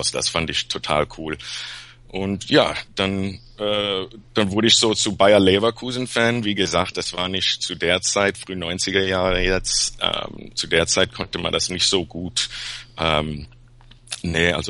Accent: Peru; now in Los Angeles, United States; Eigentlich Peruaner.

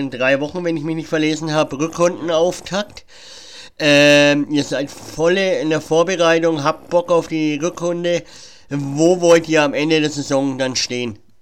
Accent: Germany; Ich bin zwar in Deutschland geboren und bin eigentlich zum größten Teil Deutscher, aber ich habe auch griechische Wurzeln

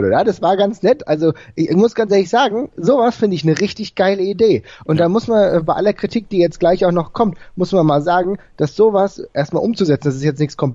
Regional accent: Frankfurt, Hesse, Germany; ich komme ja selbst aus Frankfurt

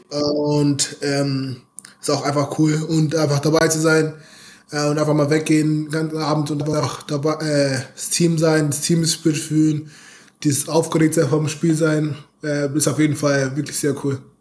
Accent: Munich, Bavaria, Germany; moved away; ich komme aus München.

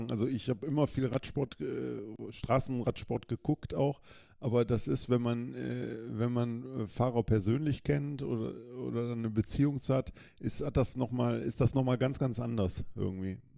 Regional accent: Düsseldorf, North Rhine-Westphalia, Germany; born there; ich komme gebürtig aus Düsseldorf, bin ich viel in der Stadt gefahren

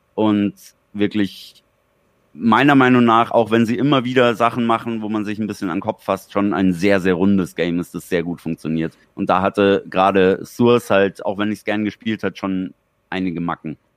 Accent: Germany; bis es bei uns in Deutschland war

